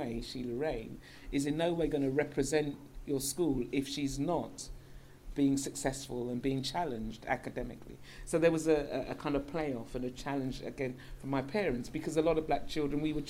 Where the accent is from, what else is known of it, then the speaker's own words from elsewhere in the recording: London, United Kingdom; As a little girl growing up in North London, N-O-R-F, the correct side of London, from London, you'll understand the reference. I grew up not too far from here